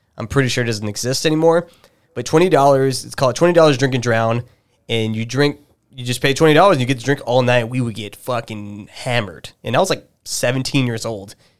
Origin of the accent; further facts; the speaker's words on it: El Paso, Texas, United States; I grew up in El Paso